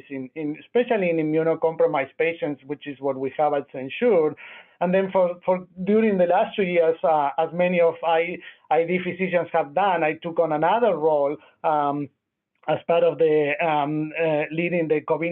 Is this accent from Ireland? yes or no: no; Argentina; moved away as an adult; also born or lived in Nashville, United States; now in Memphis, United States; I'm originally from Argentina. I did med school and pediatric residency there.